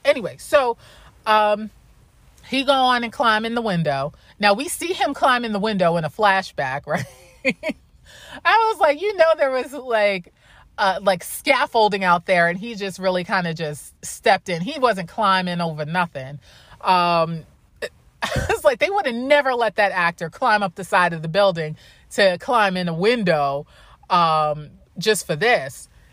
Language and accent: English; New York, United States; I say that as a New Yorker